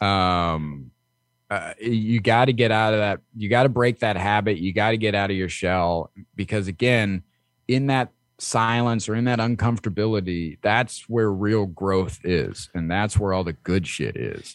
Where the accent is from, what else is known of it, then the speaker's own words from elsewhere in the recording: Midwest, United States; I grew up in the Midwest